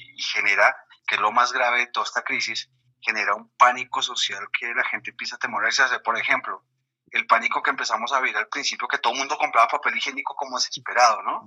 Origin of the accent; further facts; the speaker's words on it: Colombia; moved away as an adult; also born or lived in Mexico; soy narrador, cuentacuentos colombiano, con bastante tiempo ya en México